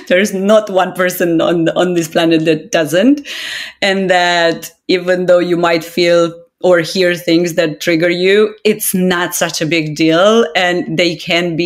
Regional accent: Romania; moved away; I'm Romanian of origin

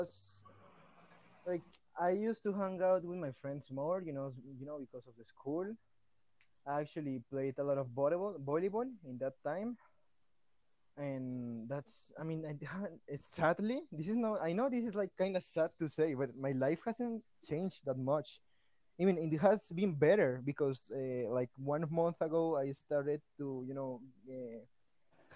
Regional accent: Cali, Valle del Cauca, Colombia; English is a second language; I am from Cali, Colombia

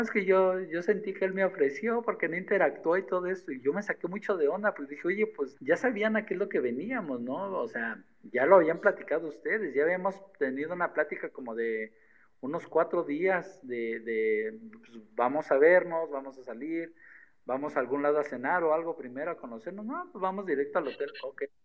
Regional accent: State of Mexico, Mexico; also born or lived in Cancún; soy del Estado de México

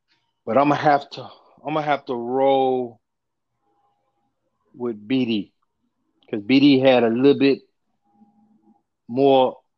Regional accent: Chicago, Illinois, United States; I'm just because I'm from Chicago, I'm a roll with Derrick Rose because I can't go against Chicago.

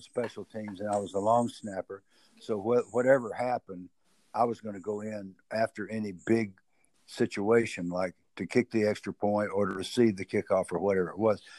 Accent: the South, United States; accent: southern; my southern accent

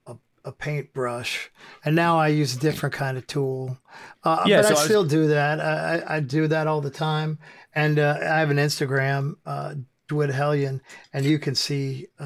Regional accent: United States; I grew up in America, and in 1988, there was the PMRC, which was conservative group of wives of politicians who took it upon themselves to be the moral police of America.

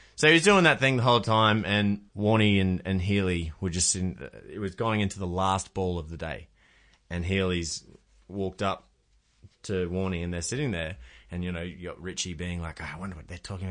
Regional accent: Queensland, Australia; I'm a Queenslander

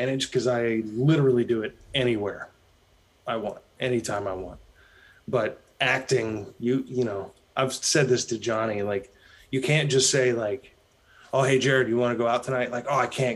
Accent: Dayton, Ohio, United States; moved away as an adult; also born or lived in Los Angeles, California; now in Nashville, United States; where I grew up in Ohio

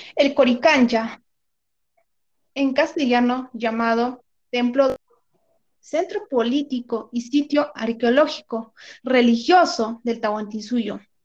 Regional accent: Cusco, Peru; mi querido Cusco

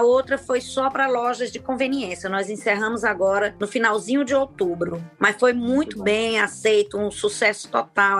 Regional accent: Fortaleza, Ceará, Brazil; eu sou de Fortaleza

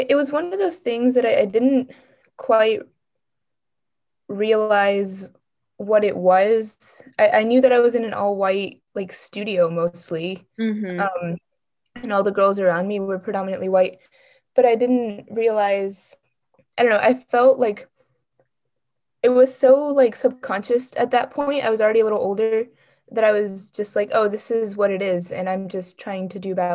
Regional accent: Cypress, Texas, United States; I was raised in Cypress, Texas, so it's just a suburb of Houston

